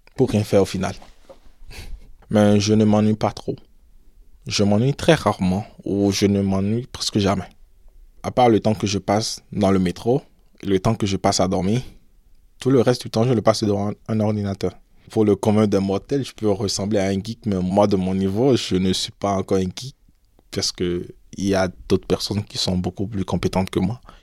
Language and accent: French; Cotonou, Littoral, Benin; moved away as an adult; also born or lived in Ouidah, Benin; now in France; je suis né à Ouida, au Bénin. Je suis arrivé en France en 2015 pour faire mon master. Alors mon enfance, je l'ai passée à Cotonou